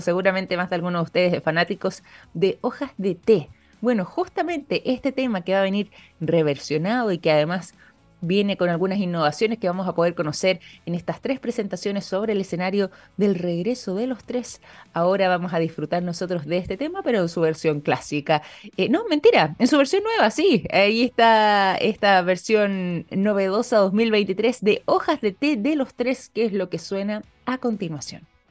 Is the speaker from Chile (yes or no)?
yes; Chile; nosotros como chilenos